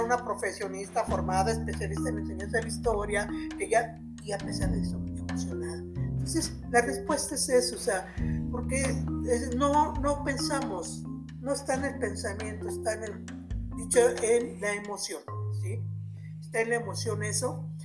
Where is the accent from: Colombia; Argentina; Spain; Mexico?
Mexico; soy mexicana porque nací en México